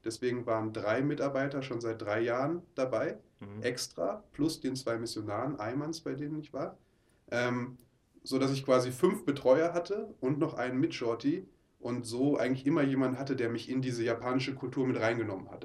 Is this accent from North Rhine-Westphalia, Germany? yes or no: yes; Oberhausen, North Rhine-Westphalia, Germany; moved away; Ich komme aus Oberhausen, ah. ähm, bin da geboren und groß geworden